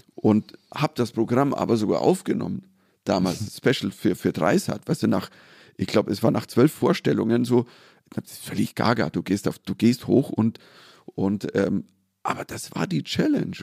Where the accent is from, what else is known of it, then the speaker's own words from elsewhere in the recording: Germany; als Deutscher